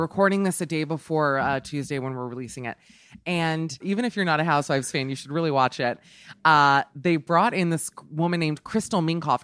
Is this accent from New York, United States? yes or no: no; Miami, Florida, United States; moved away; I'm from Miami